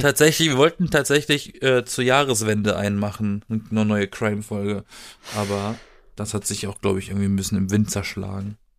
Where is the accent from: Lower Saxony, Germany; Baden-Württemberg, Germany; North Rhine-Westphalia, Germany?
Baden-Württemberg, Germany; aus der Gegend, aus der ich komme, aus Süden, aus dem Südwesten Deutschlands mhm. aus Baden-Württemberg.